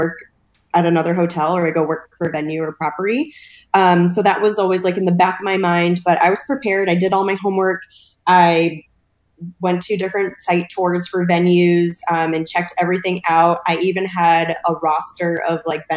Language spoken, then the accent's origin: English; East Coast, United States; moved away as an adult; also born or lived in Cuba (paternal family); now in California, United States; I'm actually originally from the East Coast. So I moved to California about 5 years